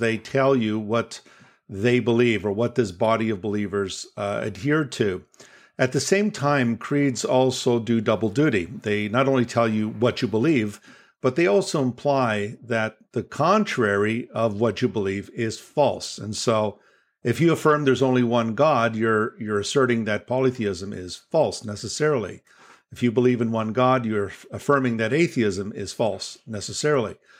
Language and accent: English; Toronto, Ontario, Canada; I'm from Toronto, Canada, and I was born in Toronto.